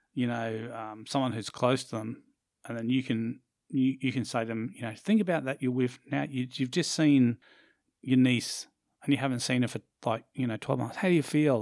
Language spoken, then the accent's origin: English; Australia; also born or lived in Brisbane, Queensland; we are Australian